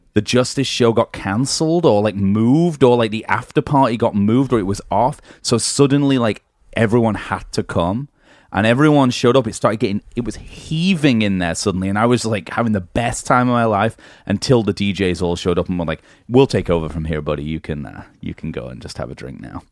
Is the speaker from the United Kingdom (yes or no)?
yes; England, United Kingdom; moved away; being English